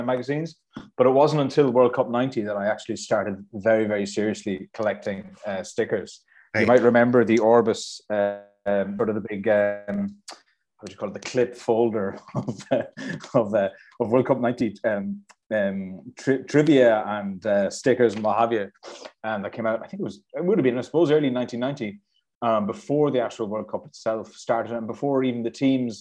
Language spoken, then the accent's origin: English; Ballymahon, County Longford, Ireland; also born or lived in County Galway; going up to Ballymahon, my hometown